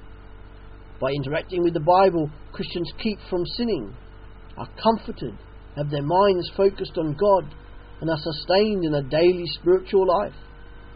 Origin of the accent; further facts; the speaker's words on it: Australia; now in England, United Kingdom; an Australian living in England, the mother country